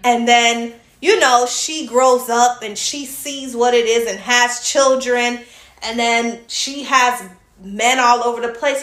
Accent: Georgia, United States; I grew up in Georgia

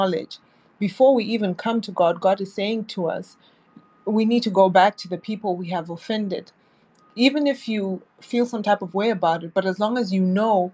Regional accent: Zimbabwe; moved away; I'm originally from Zimbabwe

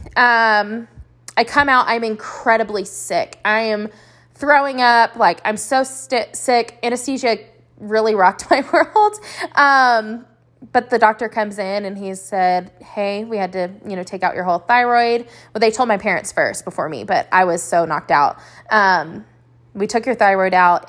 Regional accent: Lubbock, Texas, United States; also born or lived in Abilene, Texas; we found ourselves calling Lubbock, Texas, home for about eighteen years of my life

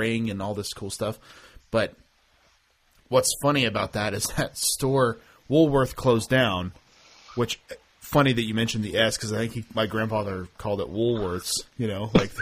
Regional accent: Oklahoma, United States; I'm from Oklahoma

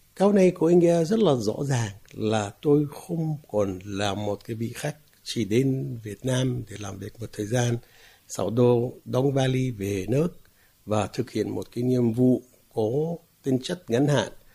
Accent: Palestine; first language Arabic; Vietnamese is a second language; moved away as an adult; now in Vietnam; Tất nhiên tôi là một người Palestine, sinh ra và lớn lên ở Palestine

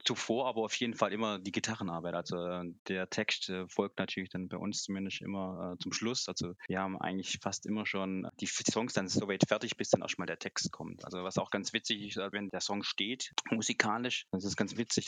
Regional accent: Aalen, Baden-Württemberg, Germany; wir kommen aus dem Schwabenland, aus Baden-Württemberg, aus Aalen

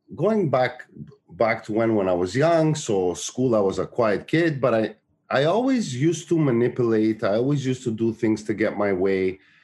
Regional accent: Montreal, Quebec, Canada; the town I grew up in Montreal, which is Park Extension

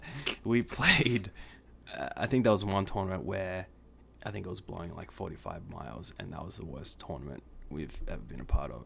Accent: Sydney, New South Wales, Australia; moved away as an adult; also born or lived in Kansas; now in United States; born and raised in Sydney, Australia for eighteen years of my life

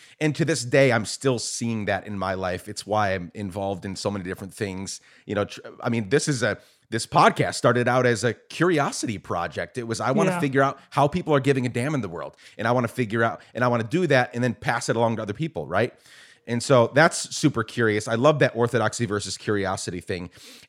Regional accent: Guatemala; also born or lived in New York, United States; I was born in New York, raised in Guatemala. My dad came to the U.S. when he was a kid as an undocumented immigrant. And we ended up going back later on in life and spent 10 years there.

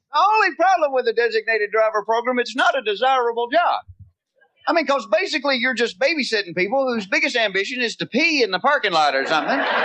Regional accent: the South, United States; accent: Southern; I am from the South.

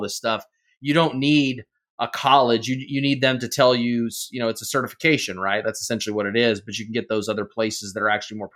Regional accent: United States; I'm happily American

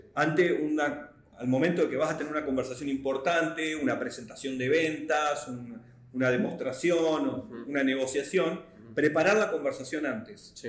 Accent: Argentina; Yo vengo de Argentina

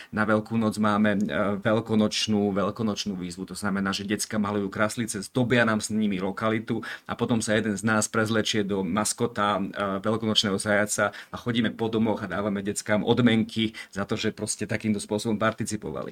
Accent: Rožňava, Košice Region, Slovakia; moved away; som hrdý e, rožňavčan a patriot e, rožňavský

